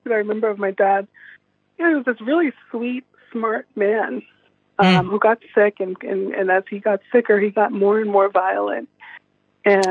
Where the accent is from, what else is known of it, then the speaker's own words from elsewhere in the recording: New York City, New York, United States; I was born in the Castle Hill Projects in the Bronx